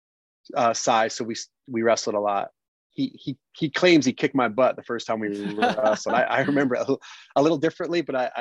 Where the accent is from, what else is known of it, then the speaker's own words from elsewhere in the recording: Pennsylvania, United States; growing up in Pennsylvania